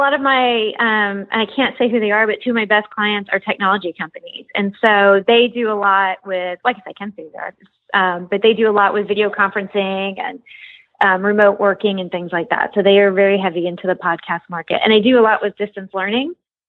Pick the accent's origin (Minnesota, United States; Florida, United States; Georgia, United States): Florida, United States; South Miami; also born or lived in Memphis, Tennessee; I rode horses, but I grew up like in South Miami and in Memphis.